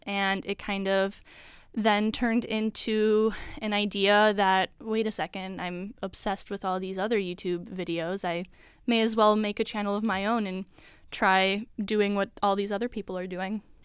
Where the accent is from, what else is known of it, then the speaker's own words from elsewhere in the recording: Chicago suburbs, Illinois, United States; moved away as an adult; I'm from the Chicago suburbs